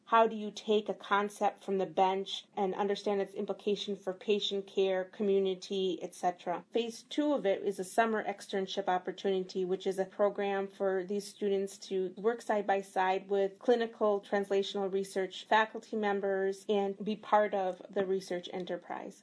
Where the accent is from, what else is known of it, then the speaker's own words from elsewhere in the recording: Milwaukee, Wisconsin, United States; born and raised in Milwaukee